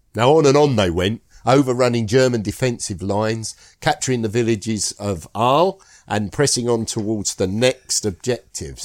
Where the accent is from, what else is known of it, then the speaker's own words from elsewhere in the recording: Scotland, United Kingdom; I'm Scottish